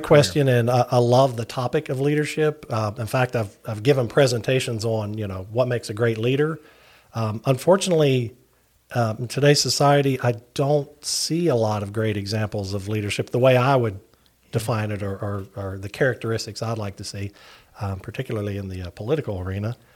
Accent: Barboursville, West Virginia, United States; accent: Appalachian; moved away as an adult; also born or lived in Huntington, West Virginia; now in Virginia, United States; I'm originally from Barbersville, West Virginia

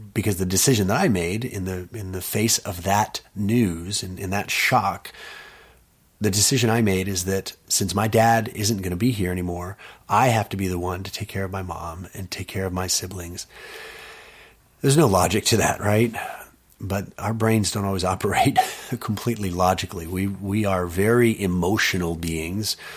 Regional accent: Austin, Texas, United States; I was born in Austin

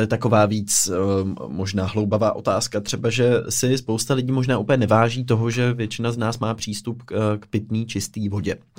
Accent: Pardubice, Pardubice Region, Czechia; now in Prague, Czechia; jsem z Pardubic

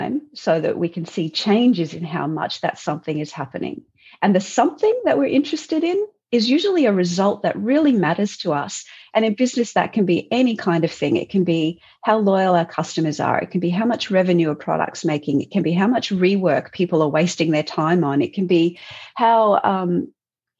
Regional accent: Southeast Queensland, Australia; I was pretty keen to come back to Southeast Queensland

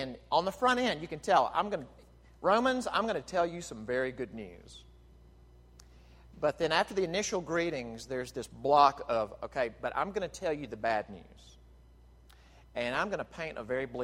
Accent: Jackson, Mississippi, United States; moved away; I was back in my hometown of Jackson, Mississippi this past week. I grew up at First Presbyterian Church in Jackson

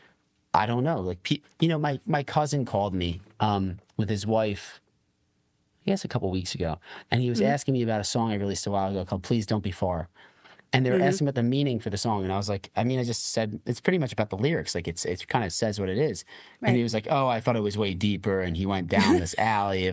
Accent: New Jersey, United States; I'm from New Jersey. Okay. South Jersey, that is

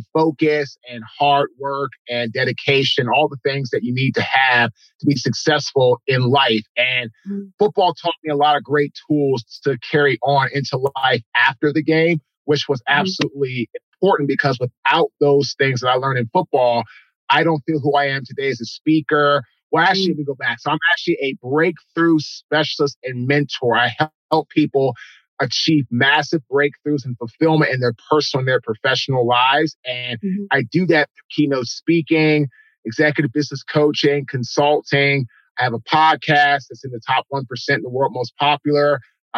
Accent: Washington, District of Columbia, United States; now in Raleigh, United States; I'm from Washington, D.C. originally. Was raised by a single father

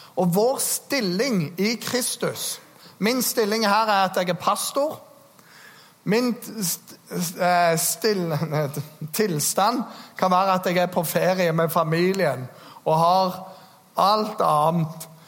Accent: Norway; Jeg er nordmann

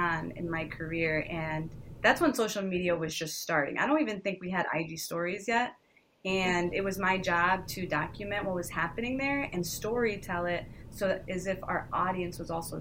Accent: Ohio, United States; also born or lived in New York; I grew up in Ohio. So as you know, it's not very entertainment driven here

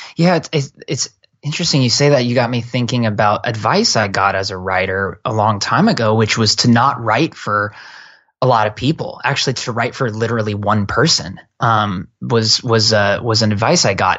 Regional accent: Portland, Oregon, United States; moved away as an adult; also born or lived in San Francisco Bay Area; now in Bay Area, United States; I come from Portland, Oregon. I'm a Northwest kid.

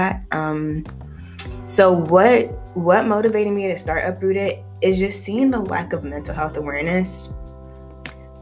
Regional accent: United States; also born or lived in Nigeria; I was born in Nigeria, mostly raised here in America

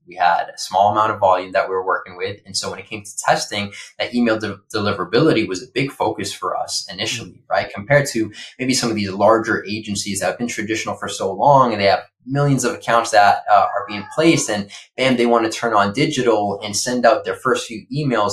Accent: Boston, Massachusetts, United States; now in Los Angeles, United States; I grew up in Boston

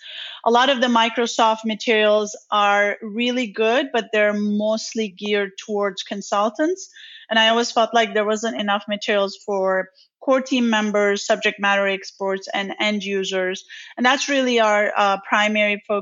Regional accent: Turkey; now in Dallas, United States; I am originally from Turkey. I grew up in the city

